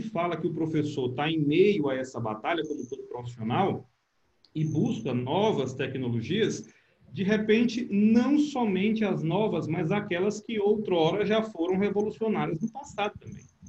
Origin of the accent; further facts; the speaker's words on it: Brazil; o tempo que eu morei fora, quando eu dizia, ah, eu sou brasileiro